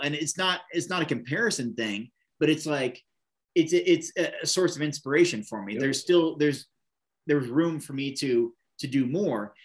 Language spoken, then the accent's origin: English; Oregon, United States; in Bend, Oregon, this little town in my home state